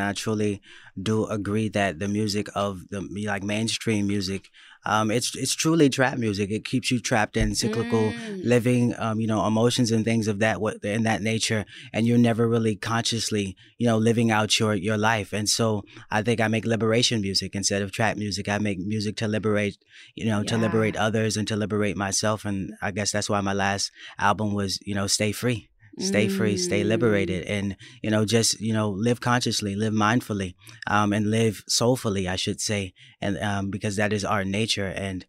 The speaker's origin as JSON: {"language": "English", "region": "Florida", "country": "United States", "tie": "born there", "said": "Yeah, I was born in Florida."}